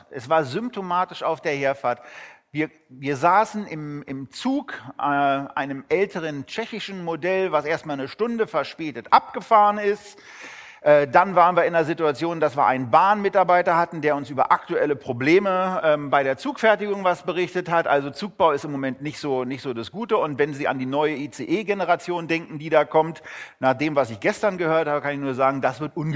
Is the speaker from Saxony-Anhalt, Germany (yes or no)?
no; Berlin, Germany; Als Berliner ist man da geneigt, Geschichten darüber zu erzählen.